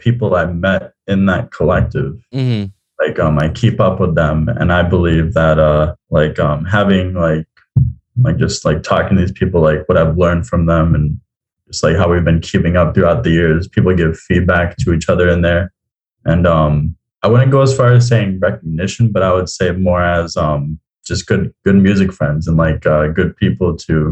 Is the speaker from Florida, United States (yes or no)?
yes; South Florida, United States; also born or lived in Tallahassee; I am originally from South Florida, but I went to school in Tallahassee